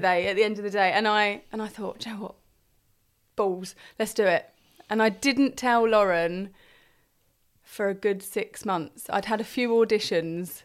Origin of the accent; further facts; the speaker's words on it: Crowborough, South East England, United Kingdom; also born or lived in Hartfield; I grew up in Crowborough